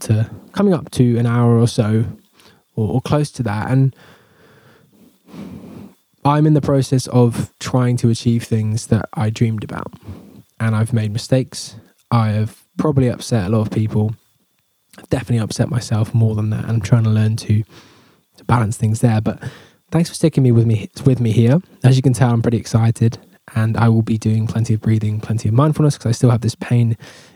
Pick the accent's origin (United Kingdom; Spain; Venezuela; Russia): United Kingdom; England; I'm English